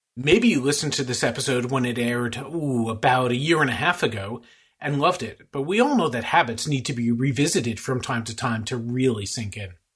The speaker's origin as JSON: {"language": "English", "town": "New York City", "region": "New York", "country": "United States", "tie": "born or raised there", "said": "Staten Island Chuck is from my hometown"}